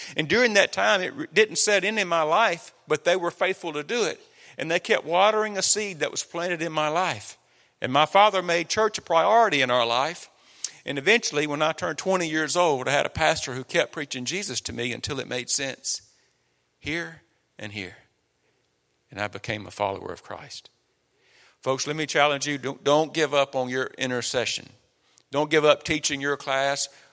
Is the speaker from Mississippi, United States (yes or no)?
yes; Copiah County, Mississippi, United States; moved away; we come from Kapai County, Mississippi. We're homegrown